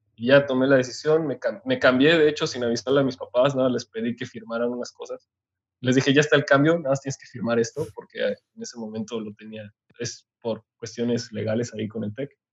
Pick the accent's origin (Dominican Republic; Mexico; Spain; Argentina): Mexico; Otumba, State of Mexico; moved away; also born or lived in Hidalgo / Monterrey; yo nací en México, después crecí en un pequeño pueblo que se llama Otumba, en Estado de México, y de ahí nos mudamos a Hidalgo